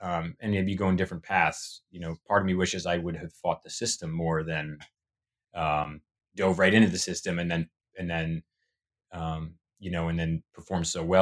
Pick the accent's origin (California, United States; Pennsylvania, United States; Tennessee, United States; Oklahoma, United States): Tennessee, United States; also born or lived in Massachusetts / Long Island, New York; And I was born in Massachusetts. And then a couple years later, moved to Tennessee. That's where my childhood, uh, most of my childhood memories are.